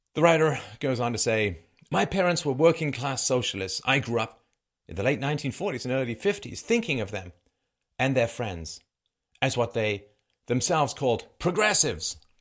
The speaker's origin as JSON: {"language": "English", "region": "England", "country": "United Kingdom", "tie": "born or raised there", "also_born_or_lived": "Ireland / Africa", "moved": "yes", "lives_now": "Canada", "said": "I was born in Ireland. I grew up in England, spent a little bit of time in Africa, live in Canada"}